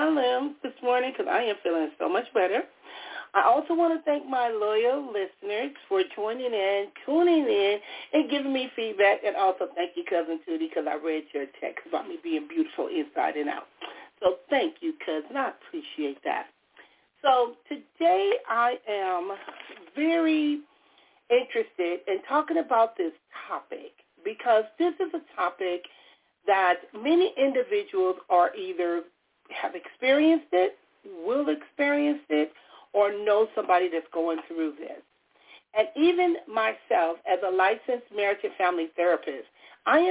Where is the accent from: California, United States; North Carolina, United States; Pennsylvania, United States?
California, United States; Compton; I was born and raised in Compton, California